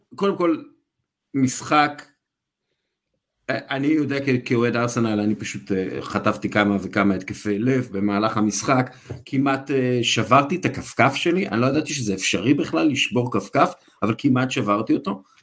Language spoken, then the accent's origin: Hebrew; Israel; אנחנו בתור ישראלים, אנחנו יודעים שלא תמיד קל לנו להתבטא בשפה אחרת